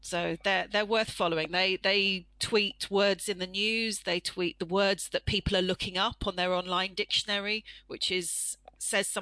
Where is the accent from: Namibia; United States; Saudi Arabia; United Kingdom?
United Kingdom; as a British person